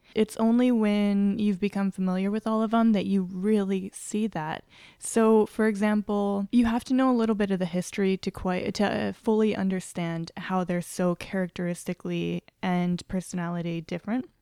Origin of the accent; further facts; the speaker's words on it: Nebraska, United States; I'm from Nebraska. Like, I was living in Nebraska and I'm used to cold weather